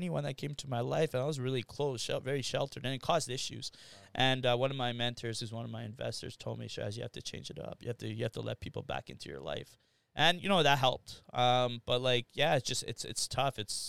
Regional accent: Winnipeg, Manitoba, Canada; Yeah, born and raised here. So my parents went to Gordon Bell. I went to Massey. Well, Bonnie Castle Leach and Massey. So I grew up in Waverly Heights.

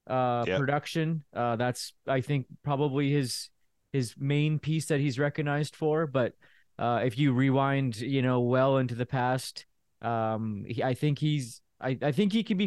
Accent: Stonewall, Manitoba, Canada; I grew up in Stonewall

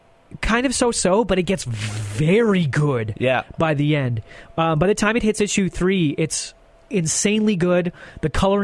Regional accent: Canada; as a Canadian

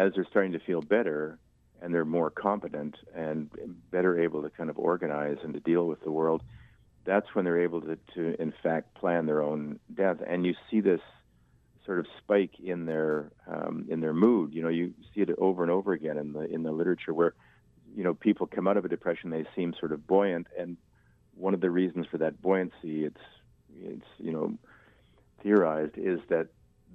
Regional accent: Winnipeg, Manitoba, Canada; we grew up in Wildwood Park and, you know, right on the Red River

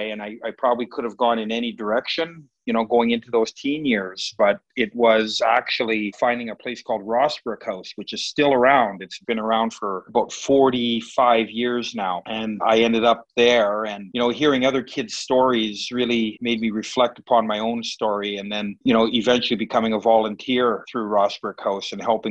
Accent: Winnipeg, Manitoba, Canada; where I was born and where I come from. So I was born in St. Boniface

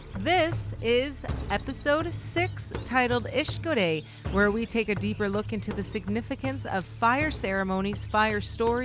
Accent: Manitoba, Canada; I am from the Fish Clan, and my home community is Broken Head Ojibwe Nation.

